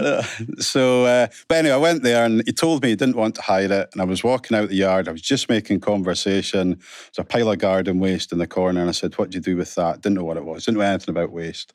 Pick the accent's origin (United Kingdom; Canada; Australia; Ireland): United Kingdom; Aberdeen, Scotland; also born or lived in Alva / Callander; I went to three academies, um, originally Ellen Academy up in Aberdeen